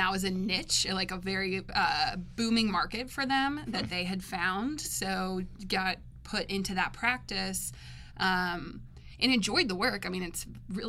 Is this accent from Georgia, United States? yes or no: yes; Atlanta, Georgia, United States; I'm originally from Atlanta.